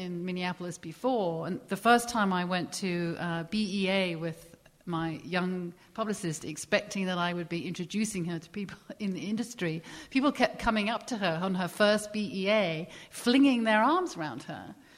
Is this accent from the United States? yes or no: no; England, United Kingdom; So I remember in the past when I came from England, British publishing to American publishing